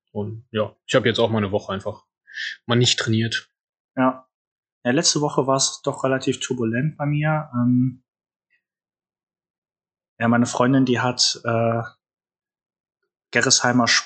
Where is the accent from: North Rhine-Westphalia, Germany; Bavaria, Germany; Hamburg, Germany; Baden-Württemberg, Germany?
North Rhine-Westphalia, Germany; Haan; ich komme ja aus Hahn, so eine Kleinstadt neben Düsseldorf